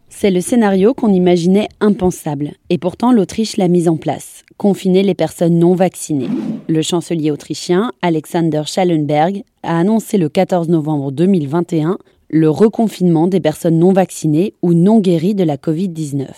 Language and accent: French; France; chez nous en France